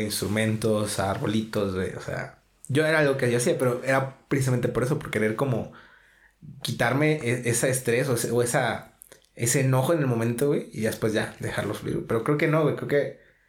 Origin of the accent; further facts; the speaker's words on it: Mexico; así somos todos los mexicanos